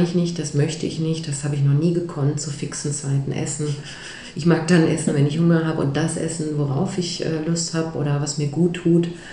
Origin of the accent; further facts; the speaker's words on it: Ruhr area, North Rhine-Westphalia, Germany; moved away; ich komme eigentlich aus dem Ruhrgebiet